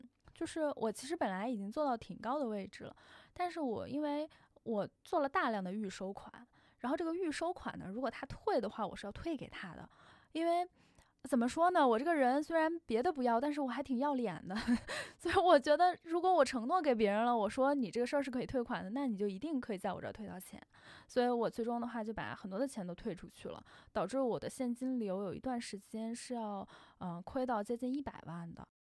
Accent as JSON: {"language": "Chinese", "region": "Beijing", "country": "China", "said": "还有就是因为我是北京人，就我在北京创业，我总有一种没离开家我还是小孩的状态，所以呢，我不想在北京创业。"}